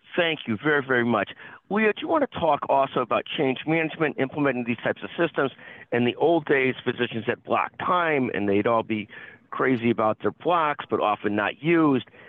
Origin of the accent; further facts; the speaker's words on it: Illinois, United States; I'm an Illinois person